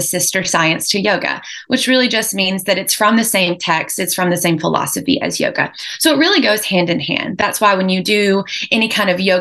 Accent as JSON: {"language": "English", "town": "Lexington", "region": "North Carolina", "country": "United States", "tie": "born or raised there", "said": "I'm local from North Carolina. I was born and raised in Lexington, North Carolina."}